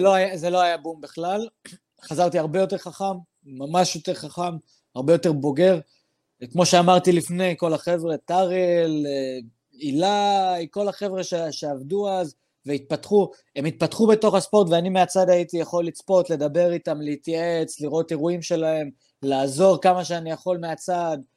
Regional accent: Daliyat al-Karmel, Haifa District, Israel; אני דרוזי מדאלית אל כרמל

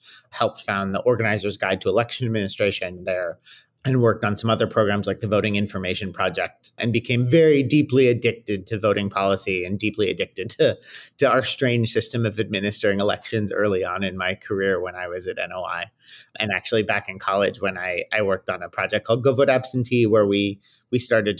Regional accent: Milwaukee, Wisconsin, United States; also born or lived in Washington, D.C.; now in Chicago, United States; I live in Chicago, Illinois. I'm originally a Midwesterner, grew up in Milwaukee, Wisconsin, went out east for school and sort of stayed in DC for a while.

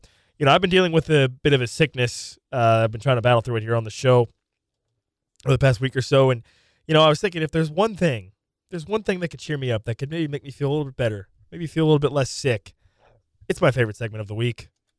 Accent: Wichita, Kansas, United States; growing up as a kid, I grew up in Wichita, so, you know, about, you know, 2.5 hours from Lawrence, almost 3 hours from Kansas City.

